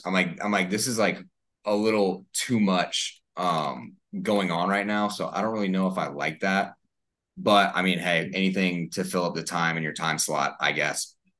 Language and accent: English; United States; because I'm an American